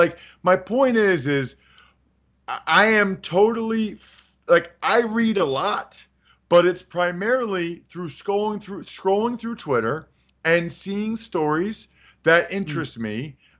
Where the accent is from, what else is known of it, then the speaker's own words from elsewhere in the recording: Reading, Pennsylvania, United States; I'm from Reading, Pennsylvania, and I love Reading, Pennsylvania. I love where I'm from.